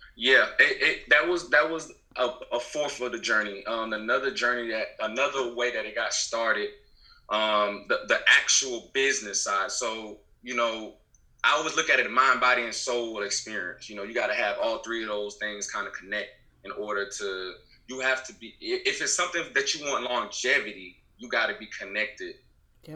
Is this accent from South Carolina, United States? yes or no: yes; Beaufort, South Carolina, United States; I'm from South Carolina, Beaufort, South Carolina to be exact, the Low Country. I'm just just a good old Low Country Geechee boy.